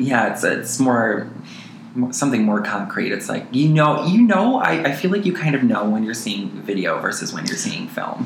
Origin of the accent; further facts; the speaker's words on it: Montello, Wisconsin, United States; now in Twin Cities, United States; I am originally from Montello, Wisconsin